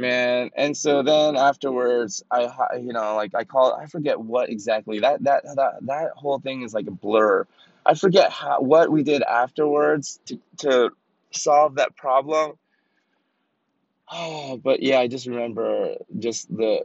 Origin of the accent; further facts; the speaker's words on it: Atlanta, Georgia, United States; it was on Ralph David Abernathy Road in the West End of Atlanta. And I thrive there, baby. That's my home. Know what I'm saying? That's my hometown